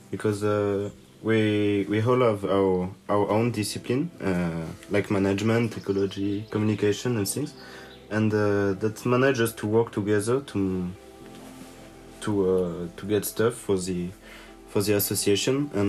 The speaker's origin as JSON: {"language": "English", "country": "France", "said": "I came from uh, France"}